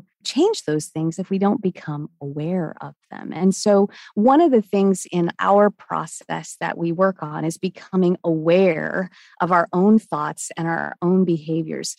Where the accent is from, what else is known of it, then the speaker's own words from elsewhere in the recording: Washington, United States; now in Charlotte, United States; I'm in Charlotte, North Carolina. I grew up in Washington State